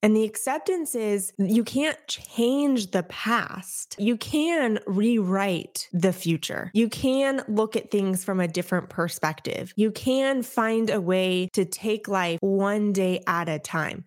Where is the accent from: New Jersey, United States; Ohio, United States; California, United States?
California, United States; Orange County; moved away as an adult; also born or lived in Enterprise, Alabama; now in Tampa, United States; I am Orange County at heart. I was raised, I was born and raised there, lived there for thirty years before the military decided to move us